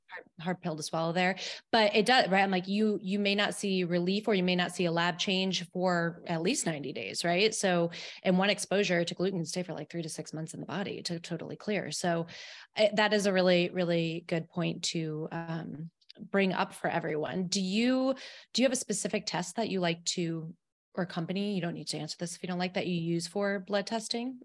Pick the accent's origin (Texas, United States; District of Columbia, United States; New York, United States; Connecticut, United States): New York, United States; Albany; I'm from Albany, uh, in New York, not, not the city, but I get the hinge of that out when I say coffee to people